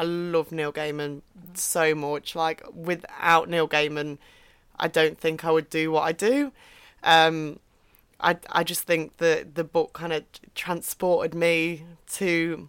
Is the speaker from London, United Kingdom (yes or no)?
no; Derbyshire, East Midlands, United Kingdom; I'm from Derbyshire. Mm-hmm. So the Midlands. Mm-hmm. So not north, not south, right smack bang in the middle of the UK.